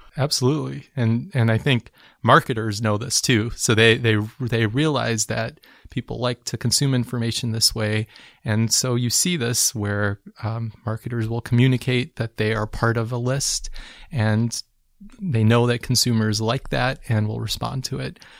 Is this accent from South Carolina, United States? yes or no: no; Chicago, Illinois, United States; I'm from Chicago